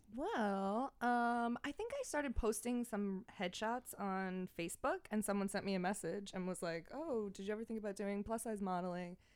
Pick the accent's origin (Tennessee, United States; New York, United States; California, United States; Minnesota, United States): New York, United States; Franklin Square; moved away as an adult; now in New York City, United States; I'm from Franklin Square